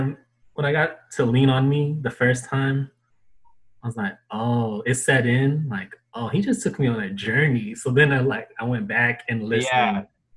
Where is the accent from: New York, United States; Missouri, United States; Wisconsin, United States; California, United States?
California, United States; Los Angeles; South Bay native, you know, we're from the South Bay, LA, California.